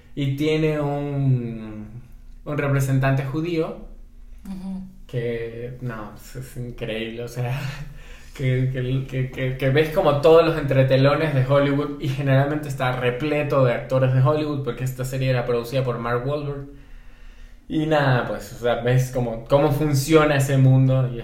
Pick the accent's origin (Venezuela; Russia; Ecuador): Ecuador; Guayaquil, Guayas; moved away as an adult; also born or lived in Buenos Aires, Argentina / Quito, Ecuador; now in Mexico; Soy ecuatoriano, nací en Guayaquil, vivo en México hace aproximadamente unos 5 años